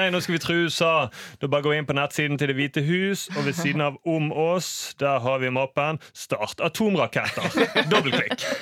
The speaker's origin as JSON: {"language": "Norwegian", "town": "Bergen", "region": "Vestland", "country": "Norway", "said": "som bergenser"}